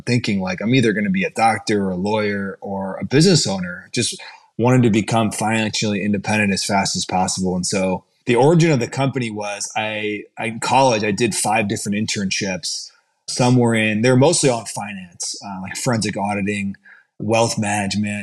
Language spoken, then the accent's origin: English; Brecksville, Ohio, United States; So I'm from Cleveland, Ohio, grew up in Brecksville, 20 minutes south of Cleveland.